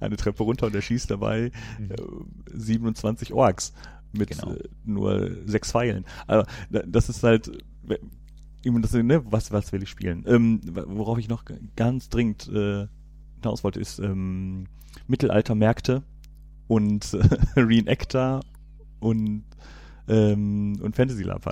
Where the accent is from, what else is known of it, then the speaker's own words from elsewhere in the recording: Cologne, North Rhine-Westphalia, Germany; ich komme ja hier aus Köln